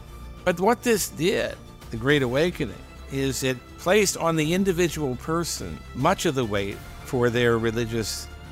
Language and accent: English; United States; we Americans